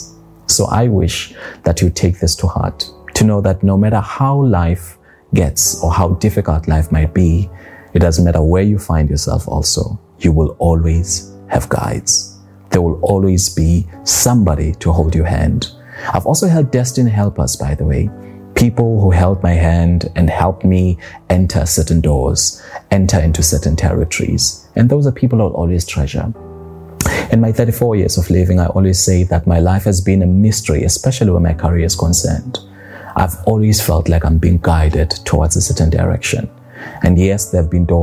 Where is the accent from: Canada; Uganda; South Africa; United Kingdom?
South Africa; moved away as an adult; now in Dubai, United Arab Emirates; I just left my home country, South Africa, and moved to Dubai.